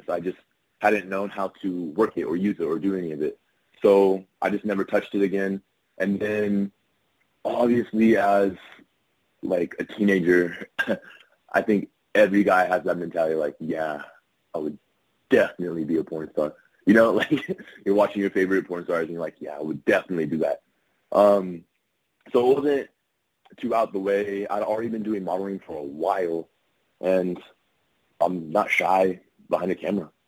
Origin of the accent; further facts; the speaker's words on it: California, United States; also born or lived in Texas / Ohio / Louisiana; now in Florida, United States; Um, all over the place. Um, grew up a lot in California. Um, lived in Texas